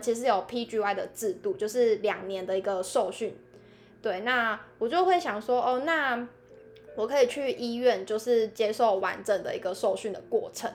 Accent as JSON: {"language": "Chinese", "region": "southern Taiwan", "country": "Taiwan", "moved": "as an adult", "said": "那我也是南部人"}